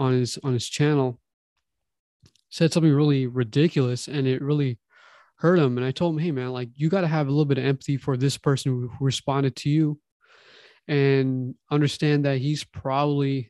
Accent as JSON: {"language": "English", "town": "Toronto", "region": "Ontario", "country": "Canada", "tie": "born or raised there", "moved": "yes", "lives_now": "California, United States", "said": "we're from Toronto"}